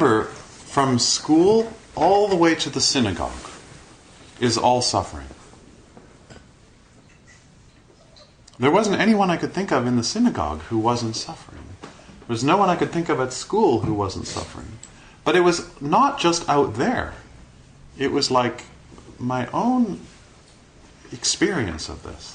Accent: Toronto, Ontario, Canada; spent the rest of my time growing up in Kensington Market

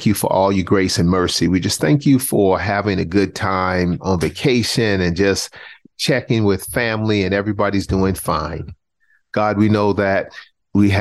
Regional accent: Charleston, South Carolina, United States; I grew up in Charleston, South Carolina.

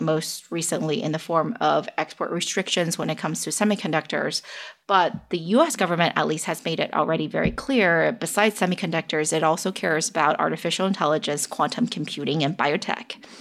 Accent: Bay Area, California, United States; also born or lived in China; I am currently based in the Bay Area and which is also where I grew up. Even though I was born in China

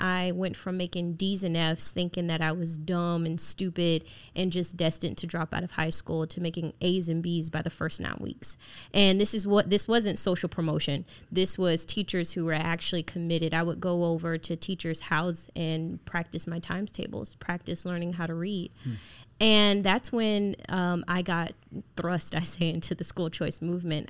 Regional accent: Jacksonville, Florida, United States; I grew up in Jacksonville, Florida, in the inner city

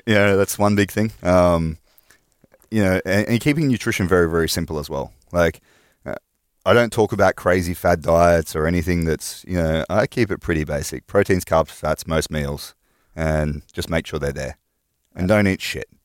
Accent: north of Sydney, New South Wales, Australia; moved away as an adult; also born or lived in Finland; I'm from Australia. right. um, from all around Australia, so mostly from like northern parts of Sydney, um, like two hours north of Sydney.

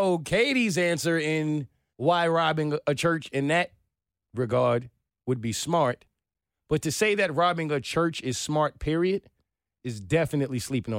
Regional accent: Atlanta, Georgia, United States; I'm not from that city. I don't know what city that is, but me, I'm from Atlanta.

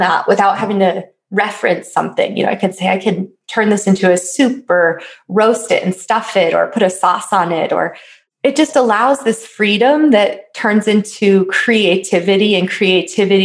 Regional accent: East Coast, United States; now in Colorado, United States; I grew up on the East Coast

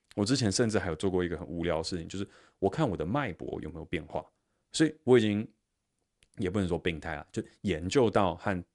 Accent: Taiwan; 我在新竹科学园区成长

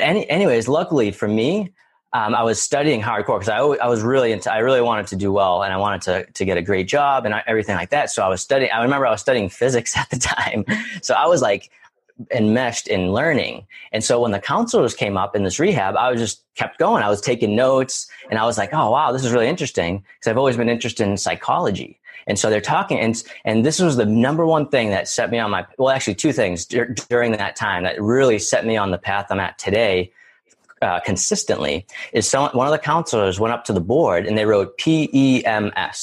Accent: near Boston, Massachusetts, United States; I'm originally from Massachusetts, right near Boston

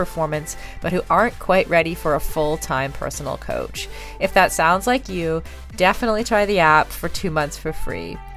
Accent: Kitchener, Ontario, Canada; I'm also from Ontario.

